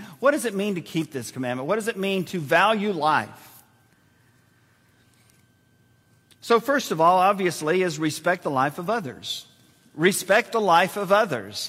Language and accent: English; San Antonio, Texas, United States; Joyce and I were born and raised in San Antonio, which is filled with Air Force bases.